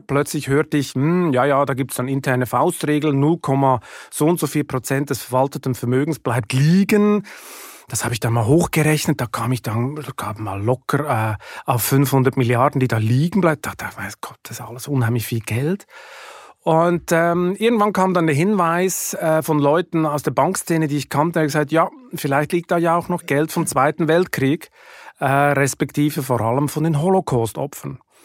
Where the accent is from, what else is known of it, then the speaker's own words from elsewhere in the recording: Lucerne, Switzerland; moved away as an adult; also born or lived in Hamburg, Germany; now in Germany; ich komme aus Luzern, da wächst man am See auf